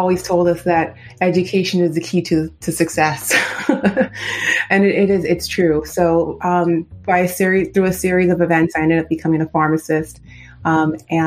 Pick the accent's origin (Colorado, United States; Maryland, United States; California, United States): California, United States; Southern; born and raised in Southern California